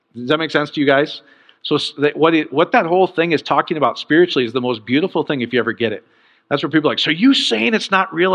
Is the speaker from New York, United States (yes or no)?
no; Iowa, United States; growing up in Iowa